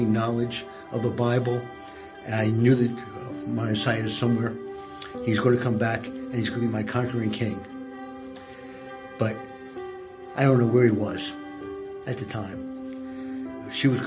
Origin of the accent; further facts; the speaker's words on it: Philadelphia, Pennsylvania, United States; born or raised there